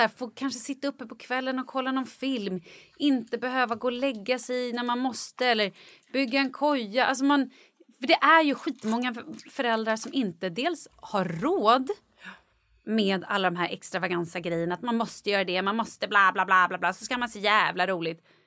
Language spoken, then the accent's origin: Swedish; Vallentuna, Stockholm County, Sweden; jag kommer ihåg när jag var liten och bara sprang typ nere i Vallentuna där jag är ifrån.